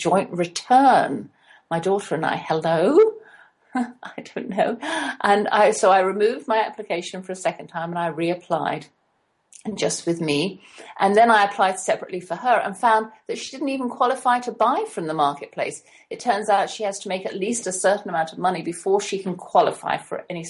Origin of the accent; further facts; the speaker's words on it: England, United Kingdom; now in United States; being English